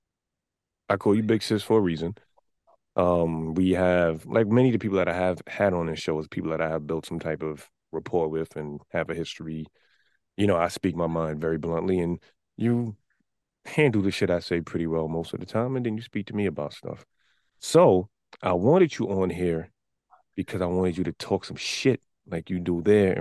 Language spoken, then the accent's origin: English; New York City, New York, United States; from the Bronx